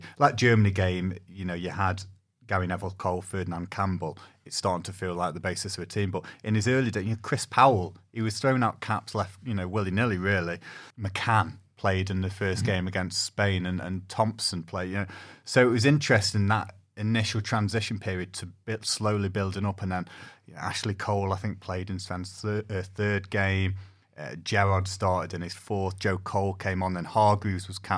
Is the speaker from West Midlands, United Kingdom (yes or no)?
yes; Stoke-on-Trent, West Midlands, United Kingdom; I am from Stoke-on-Trent